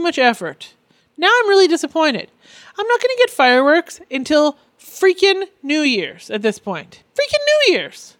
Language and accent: English; Canada; now in North Orange County, United States; I'm Canadian